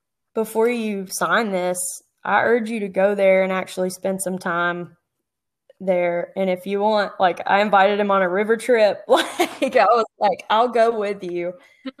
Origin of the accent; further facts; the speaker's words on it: Southeast, United States; I grew up in the Southeast and you can burn more or less any time.